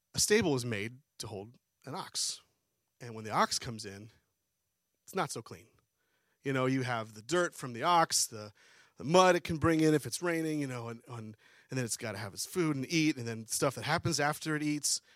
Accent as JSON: {"language": "English", "town": "Harrisburg", "region": "Pennsylvania", "country": "United States", "tie": "born or raised there", "also_born_or_lived": "New Mexico", "moved": "as an adult", "lives_now": "Harford County, Maryland, United States", "said": "we grew up in Pennsylvania, Harrisburg area"}